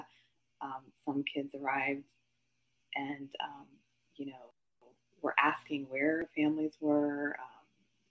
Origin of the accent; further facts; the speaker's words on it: Midwest, United States; I grew up in the Midwest. I am Asian American